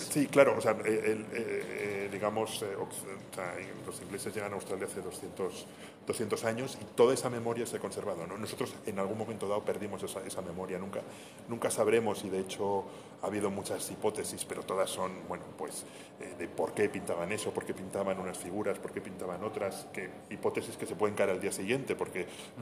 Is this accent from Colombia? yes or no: no; Madrid, Community of Madrid, Spain; also born or lived in Segovia; Yo soy, soy madrileño, pero tengo muchísima relación con, con, Segovia